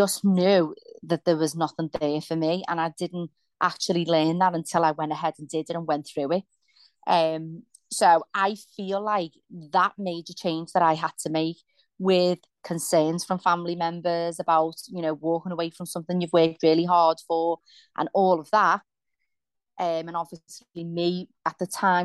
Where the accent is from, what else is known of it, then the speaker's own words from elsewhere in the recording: Liverpool, North West England, United Kingdom; I grew up in Liverpool in a place called Kensington